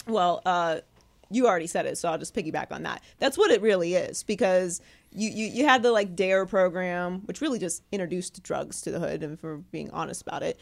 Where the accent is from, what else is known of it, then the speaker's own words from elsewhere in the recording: Pittsburgh, Pennsylvania, United States; also born or lived in Miami; now in California, United States; I live in California. I grew up in Pittsburgh